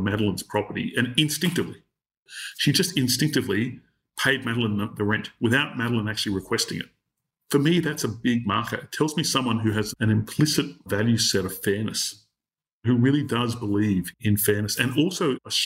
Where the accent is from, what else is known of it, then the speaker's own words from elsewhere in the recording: Australia; as an Australian